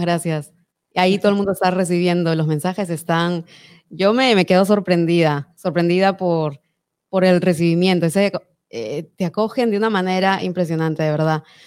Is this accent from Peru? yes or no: yes; Peru; moved away; Yo soy peruana